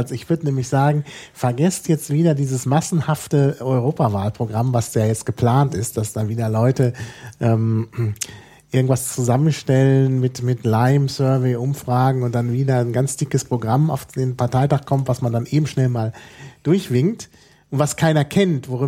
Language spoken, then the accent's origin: German; Germany; das haben wir uns nicht äh, ausgedacht als Deutsche